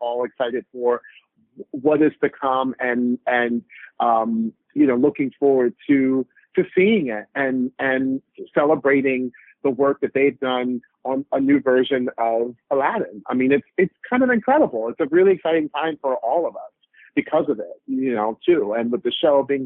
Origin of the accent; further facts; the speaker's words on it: Orlando, Florida, United States; I grew up in Orlando, Florida